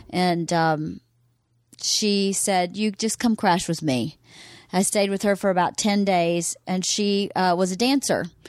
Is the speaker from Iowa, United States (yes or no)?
no; Bowdon, Georgia, United States; moved away; also born or lived in Carrollton, Georgia; I was born in Carrollton, Georgia